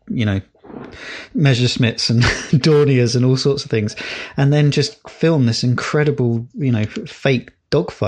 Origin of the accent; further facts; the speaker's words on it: England, United Kingdom; we were taught about world history as English kids